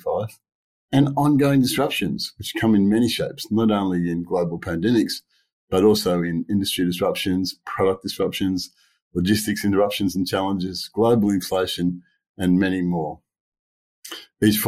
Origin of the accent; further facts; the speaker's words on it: Sydney, New South Wales, Australia; I grew up in Sydney, and like just about every city in Australia, we had the Red Rattlers.